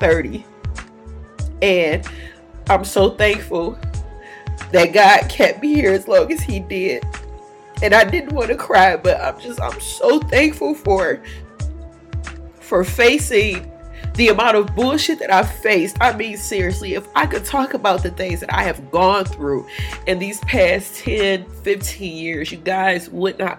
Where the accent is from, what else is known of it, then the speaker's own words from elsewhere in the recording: Detroit, Michigan, United States; I grew up downtown in Detroit.